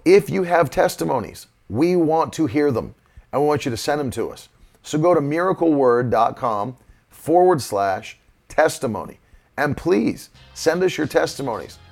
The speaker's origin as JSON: {"language": "English", "country": "United States", "tie": "born or raised there", "said": "I grew up in West Virginia, Virginia."}